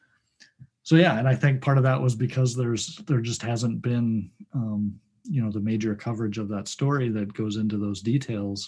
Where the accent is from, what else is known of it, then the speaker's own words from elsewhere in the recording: Detroit, Michigan, United States; now in West St. Paul, United States; I grew up in the Detroit area, and we read the Detroit Free Press too